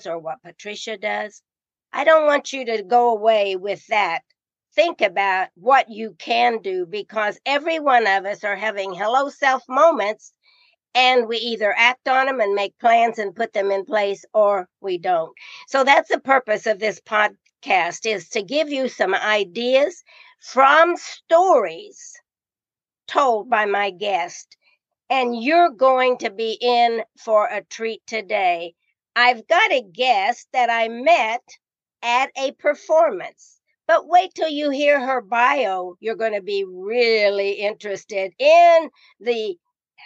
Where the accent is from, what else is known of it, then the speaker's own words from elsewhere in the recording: Indiana, United States; I am from Indiana, and I went to so many of their football games